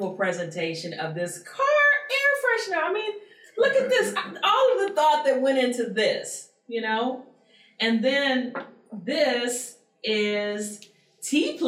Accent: Baton Rouge, Louisiana, United States; I'm from Baton Rouge

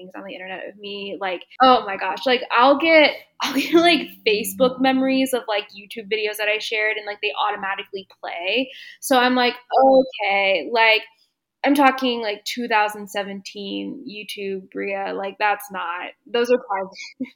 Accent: Dallas, Texas, United States; moved away; My hometown is Dallas, and I actually just moved back here in December of 2021

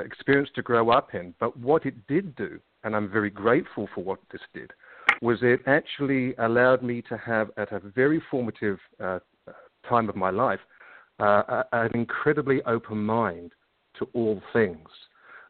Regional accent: London, United Kingdom; accent: slight English accent; moved away as an adult; also born or lived in Israel; now in New Zealand; I'm originally from London. And as it says in the bio, yes, I had a very interesting upbringing

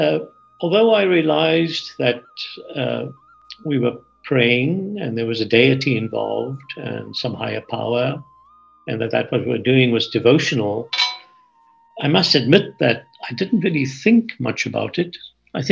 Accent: Port Elizabeth, Eastern Cape, South Africa; now in California, United States; I grew up in Port Elizabeth in South Africa, a city of about 200,000.

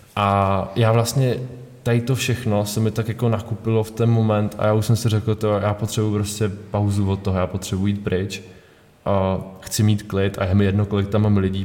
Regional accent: Karlovy Vary, Karlovy Vary Region, Czechia; já jsem z Karlových Varů

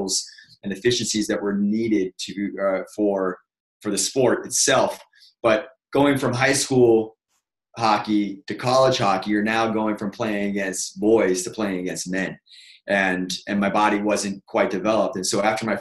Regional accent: Boston, Massachusetts, United States; moved away as an adult; now in California, United States; I'm from Boston, Mass. Originally, moved out to California 16 years ago

